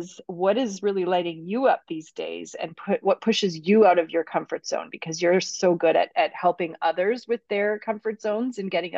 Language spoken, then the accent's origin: English; Vancouver, British Columbia, Canada; moved away; I'm from Vancouver as well originally.